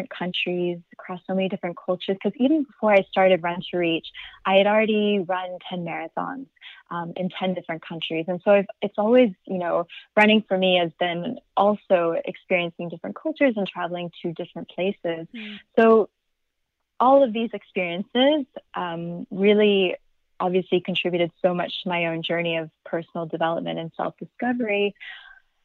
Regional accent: Atlanta, Georgia, United States; I'm originally from Atlanta, Georgia.

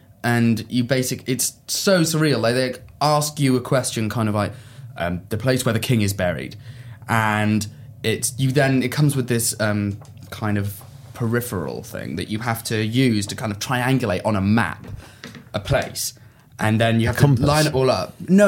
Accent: Swansea, Wales, United Kingdom; born there; I was born in Swansea.

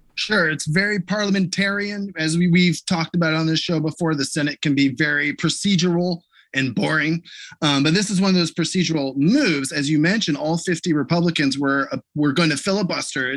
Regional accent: Ohio, United States; my home state of Ohio

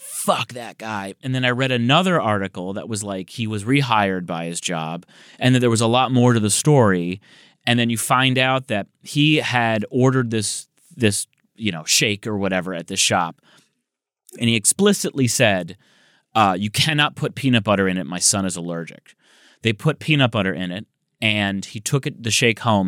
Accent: Michigan, United States; now in Los Angeles, United States; I'm from Michigan.

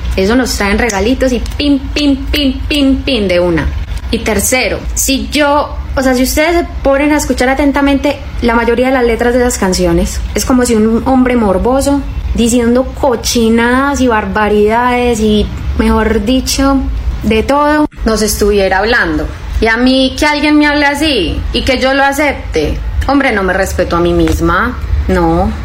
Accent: Antioquia, Colombia; soy colombiana, soy paisa

